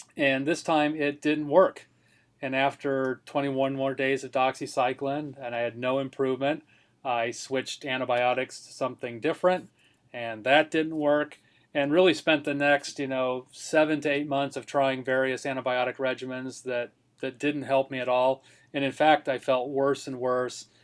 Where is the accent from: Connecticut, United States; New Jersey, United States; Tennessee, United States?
Connecticut, United States; moved away; my home state there. It's named after Lyme, Connecticut